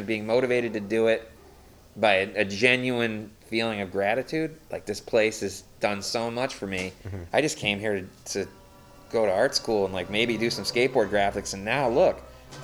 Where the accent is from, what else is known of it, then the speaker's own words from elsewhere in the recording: Saratoga Springs, New York, United States; also born or lived in North Beach, San Francisco; now in San Francisco, United States; I grew up in Saratoga Springs